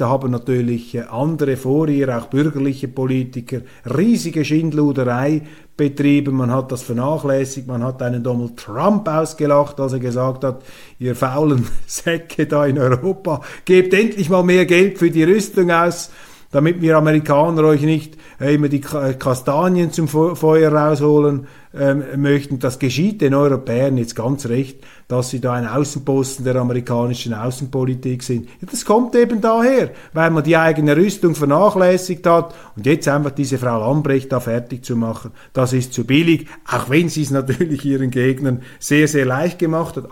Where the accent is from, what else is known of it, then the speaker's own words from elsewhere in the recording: Switzerland; ich als Schweizer